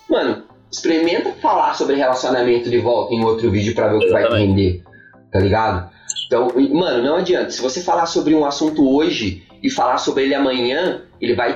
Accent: Joinville, Santa Catarina, Brazil; quando eu vim de Joinville, eu tava com aquela coisa do pra tu, pra ti, tá ligado?

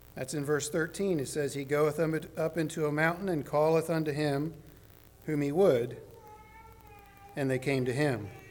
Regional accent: the South, United States; I'm from the South

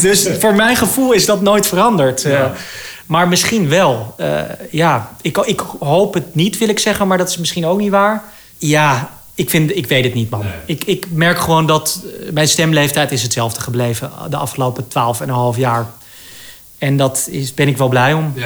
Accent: Amsterdam, North Holland, Netherlands; ik ben natuurlijk opgegroeid in Amsterdam

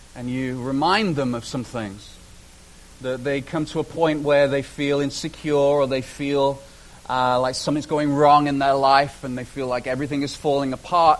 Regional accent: United Kingdom; moved away as an adult; now in Canada; I spent my first 30 years in Britain.

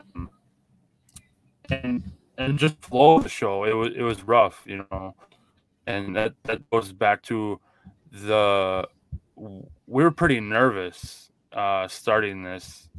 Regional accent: Minnesota, United States; we are from Minnesota, so we are Vikings fans

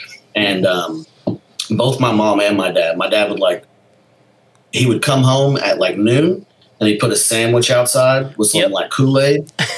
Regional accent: Texas, United States; also born or lived in Alpine, Texas / Florence, Texas; I was born in Alpine, Texas, which is out by Big Bend. I was an uh-oh baby in college.

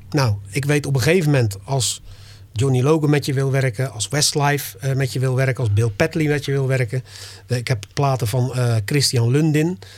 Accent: Dordrecht, South Holland, Netherlands; ik kom uit Dordrecht, er zijn in Dordrecht, weet ik veel hoeveel artiesten

